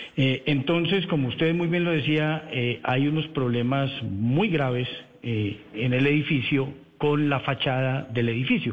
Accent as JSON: {"language": "Spanish", "region": "Bogotá", "country": "Colombia", "said": "todos los que somos de Bogotá"}